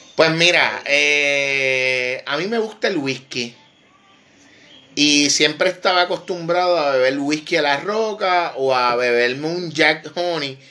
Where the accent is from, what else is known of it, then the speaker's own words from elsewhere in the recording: Vega Baja, Puerto Rico; Yo soy de Vega Baja, de la costa norte